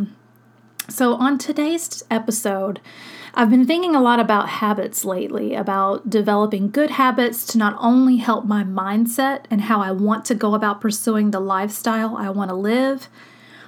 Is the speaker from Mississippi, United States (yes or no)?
yes; Long Beach, Mississippi, United States; my hometown in Long Beach, where I went to high school